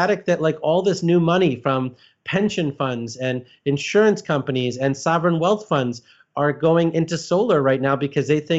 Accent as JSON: {"language": "English", "region": "Illinois", "country": "United States", "tie": "born or raised there", "said": "I grew up in Illinois"}